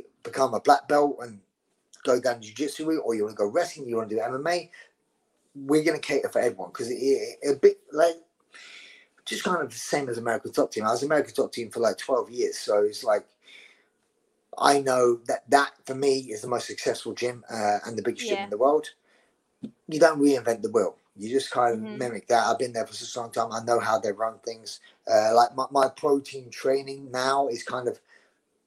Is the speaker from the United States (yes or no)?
no; London, United Kingdom; accent: Scottish; I'm from the East End of London. … were family friends of my mother's